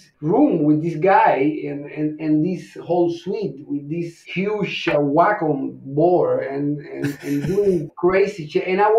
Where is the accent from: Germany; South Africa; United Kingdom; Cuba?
Cuba; moved away; also born or lived in Mexico City; I'm originally from Cuba.